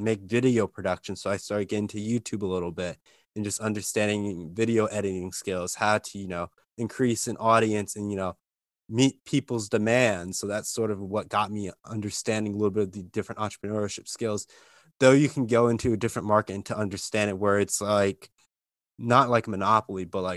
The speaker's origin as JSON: {"language": "English", "area": "Lehigh Valley", "region": "Eastern Pennsylvania", "country": "United States", "said": "I'm from Eastern Pennsylvania, so Lehigh Valley."}